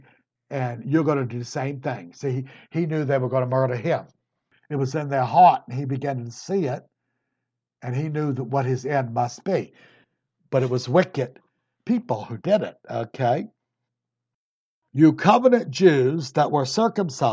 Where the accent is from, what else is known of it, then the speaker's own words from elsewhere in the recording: Virginia, United States; I was Virginia